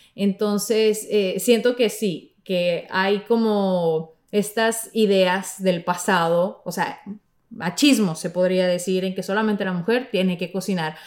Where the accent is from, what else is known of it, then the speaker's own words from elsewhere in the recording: Mexico; de mi tierra, de, mi México